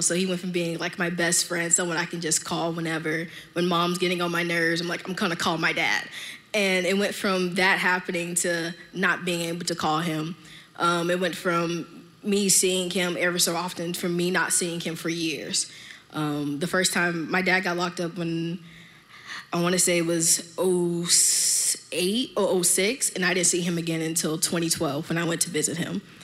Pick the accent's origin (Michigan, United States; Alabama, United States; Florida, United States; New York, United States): Florida, United States; Miami; I'm from Miami